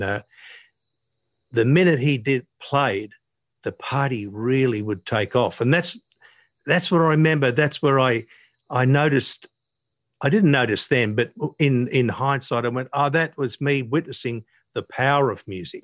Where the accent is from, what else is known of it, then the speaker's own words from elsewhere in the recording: Sydney, New South Wales, Australia; also born or lived in Narrabeen; most of my, uh, childhood, younger years and then into the teenage years were spent living in D